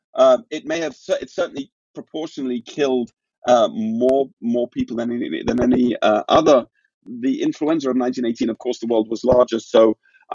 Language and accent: English; London, United Kingdom; my hometown of London